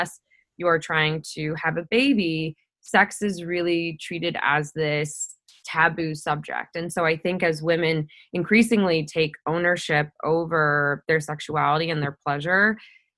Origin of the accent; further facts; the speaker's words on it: Midwest, United States; my hometown in the Midwest here in the States